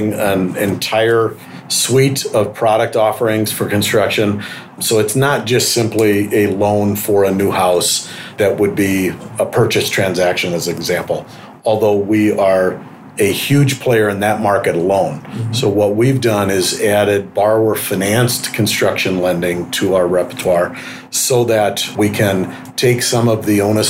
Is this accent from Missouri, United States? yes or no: yes; St. Louis, Missouri, United States; moved away; I came from St. Louis originally.